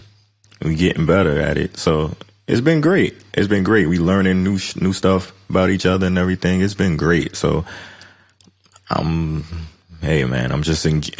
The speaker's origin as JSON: {"language": "English", "town": "Detroit", "region": "Michigan", "country": "United States", "said": "I'm from Detroit. I tell her all"}